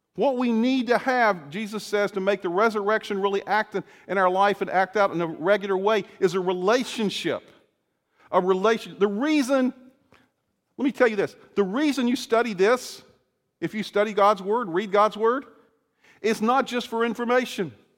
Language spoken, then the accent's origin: English; Salem, Virginia, United States; moved away as an adult; now in Illinois, United States; Salem, Virginia, where I grew up in the school, in the area where I was there, and I grew up there from my early childhood